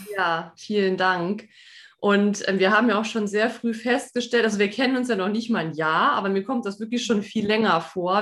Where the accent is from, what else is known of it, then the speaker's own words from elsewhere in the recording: Saarland, Germany; weil wir auch schon allein schon aus dem Saarland kommen, ne? wir sind ja Saarländerin